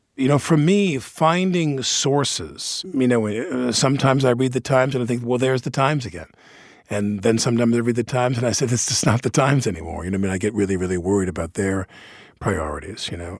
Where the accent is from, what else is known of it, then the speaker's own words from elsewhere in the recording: New York, United States; being a New Yorker